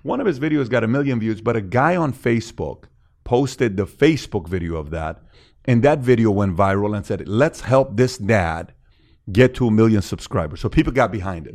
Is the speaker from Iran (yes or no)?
yes; Iran; also born or lived in Woodland Hills, California / Glendale, California; now in United States; I'm from Iran